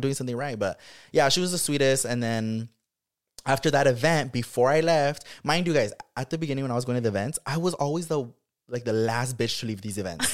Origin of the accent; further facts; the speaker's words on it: Watsonville, California, United States; moved away; growing up in Watsonville